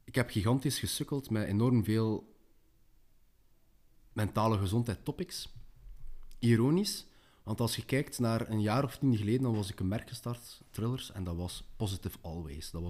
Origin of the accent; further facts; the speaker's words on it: West Flanders, Belgium; Uh, je komt zelf uit West-Vlaanderen, ik kom ook uit West-Vlaanderen, dat merkt u niet meer aan mijn dialect